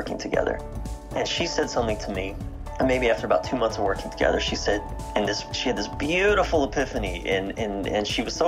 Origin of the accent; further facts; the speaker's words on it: East Coast of the United States, United States; I was raised on the East Coast of the United States.